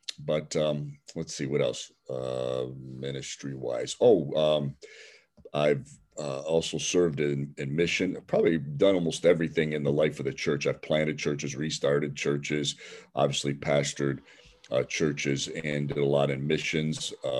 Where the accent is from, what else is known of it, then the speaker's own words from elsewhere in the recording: Cleveland, Ohio, United States; I'm from Cleveland, Ohio, an inner city community called Little Italy, an Italian section of Cleveland.